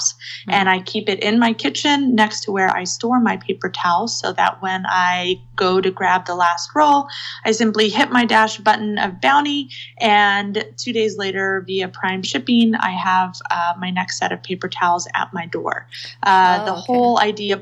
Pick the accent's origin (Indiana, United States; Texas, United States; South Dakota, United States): Texas, United States; now in Seattle, United States; I live in Seattle now, but I was born and raised in Texas